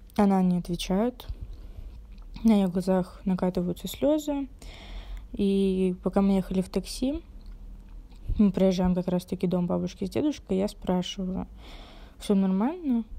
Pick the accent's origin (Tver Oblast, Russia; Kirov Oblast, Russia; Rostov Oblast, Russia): Rostov Oblast, Russia; Rostov-on-Don; мне 19 лет, я из Ростова-на-Дону